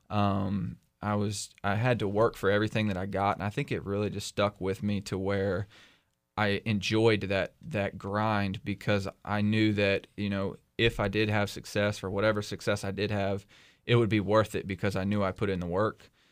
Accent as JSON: {"language": "English", "area": "Bedford County", "region": "South Central Virginia", "country": "United States", "tie": "born or raised there", "said": "I moved to Bedford County when I was 10 years old and um, grew up here"}